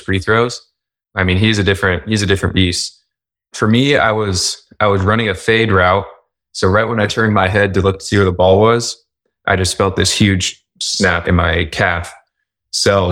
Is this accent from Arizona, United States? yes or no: yes; Tucson, Arizona, United States; moved away as an adult; also born or lived in New Orleans, Louisiana / Utah; I grew up in Tucson, Arizona